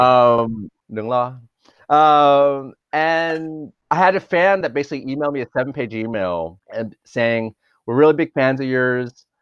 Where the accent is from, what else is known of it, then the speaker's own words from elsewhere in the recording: Dallas, Texas, United States; now in Los Angeles, United States; I grew up in Dallas, Texas